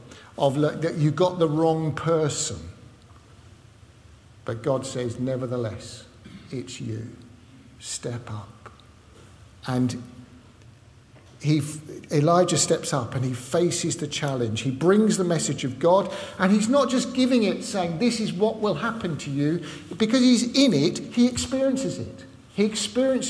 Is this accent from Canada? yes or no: no; London, United Kingdom; moved away; also born or lived in Southport or Liverpool area; I don't come from Southport or Liverpool, in case you hadn't noticed. I come from London, North London, right? So that's why I speak funny